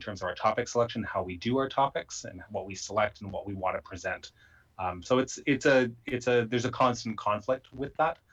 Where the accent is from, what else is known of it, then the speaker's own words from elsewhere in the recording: Canada; myself as a Canadian